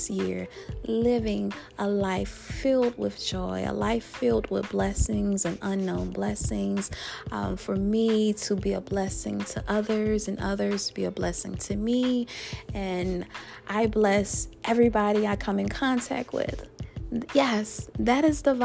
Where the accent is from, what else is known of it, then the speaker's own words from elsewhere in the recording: Louisiana, United States; my home state of Louisiana